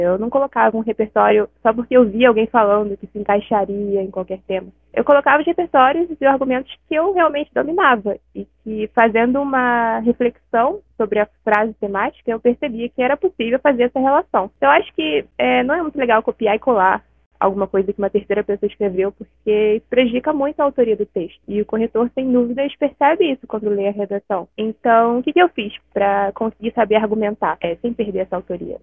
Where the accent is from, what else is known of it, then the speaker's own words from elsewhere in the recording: Rio de Janeiro, Brazil; eu tenho 21 anos e sou do Rio de Janeiro.